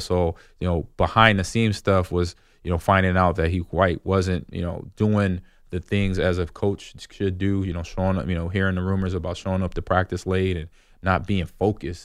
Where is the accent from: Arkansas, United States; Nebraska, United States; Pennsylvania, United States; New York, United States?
Nebraska, United States; Omaha; I got to play in my hometown. It was, I played for the Omaha Nighthawks